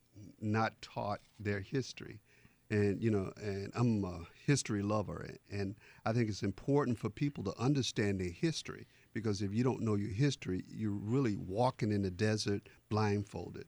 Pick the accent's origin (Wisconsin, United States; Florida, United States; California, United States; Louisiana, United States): Florida, United States; Miami; also born or lived in North Carolina; When I was 3 years old, my parents moved to Miami, to Liberty City, and I was raised in Liberty City